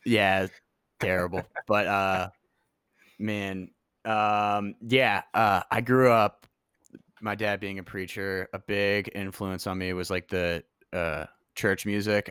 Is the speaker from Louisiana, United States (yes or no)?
yes; New Orleans, Louisiana, United States; also born or lived in Oxford, Mississippi / Memphis; now in Nashville, United States; I was born in Oxford, Mississippi, grew up in New Orleans.